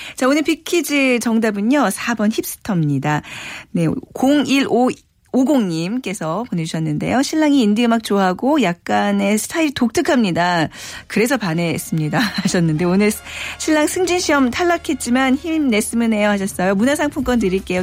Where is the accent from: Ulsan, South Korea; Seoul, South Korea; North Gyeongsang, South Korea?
Seoul, South Korea; 저도 이제 어렸을 때 기억에 한옥에서 살았었거든요